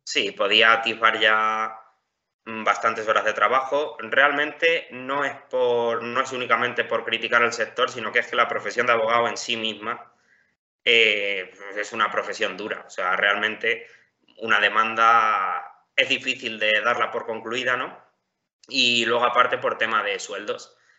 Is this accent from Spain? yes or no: yes; Campo de Criptana, Castilla-La Mancha, Spain; yo soy de Campo de Cristana, de un pueblo de Ciudad Real.